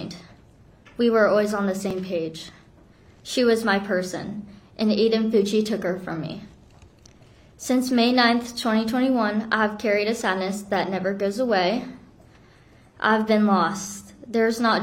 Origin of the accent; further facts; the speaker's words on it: South Korea; now in Florida, United States; I'm from Korea